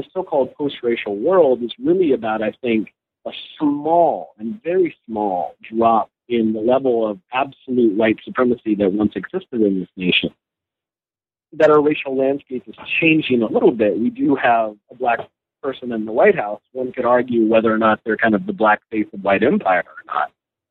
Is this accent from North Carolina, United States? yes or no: yes; North Carolina, United States; North Carolina has, you know, my home state, I'm a Tar Heel at heart.